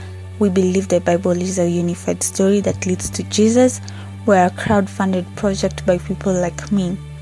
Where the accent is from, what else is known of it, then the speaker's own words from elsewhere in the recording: Nairobi, Kenya; I'm from Nairobi, Kenya.